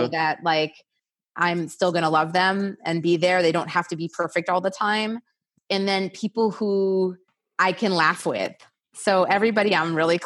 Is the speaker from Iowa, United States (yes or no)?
no; New York City, New York, United States; now in California, United States; I'm from New York City